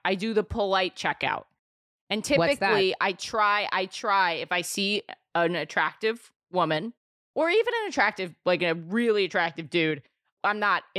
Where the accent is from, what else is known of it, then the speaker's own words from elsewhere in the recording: New York City, New York, United States; New York City. I'm born and raised here in the city.